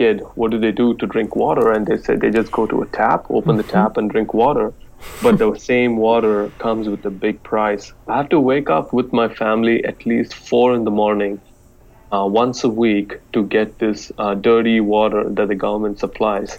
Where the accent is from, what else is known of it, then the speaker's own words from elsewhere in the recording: Chennai, Tamil Nadu, India; now in New Zealand; I was born and raised in India, in a very small suburb in a place called Chennai in South India.